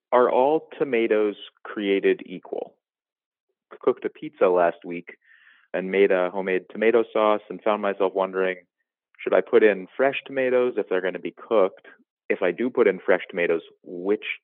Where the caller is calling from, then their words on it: Cambridge, Massachusetts, United States; I'm calling from Cambridge, Massachusetts.